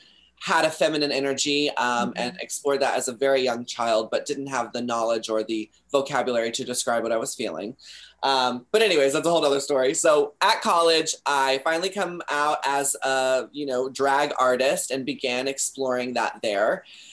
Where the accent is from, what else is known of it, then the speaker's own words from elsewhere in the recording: Texas, United States; now in California, United States; I come from Texas